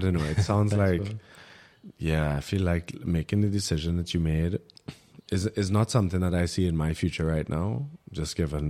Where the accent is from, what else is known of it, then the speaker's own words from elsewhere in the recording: Trinidad & Tobago; now in Germany; I'm Trinidadian, my passport